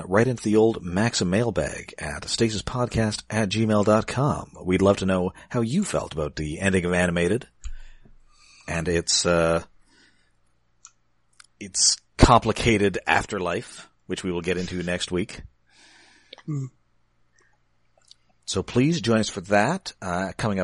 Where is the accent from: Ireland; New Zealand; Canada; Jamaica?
Canada; I'm from Canada.